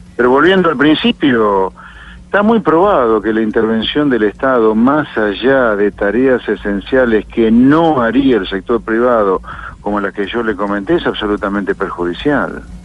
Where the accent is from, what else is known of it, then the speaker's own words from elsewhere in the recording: Argentina; Acá en Argentina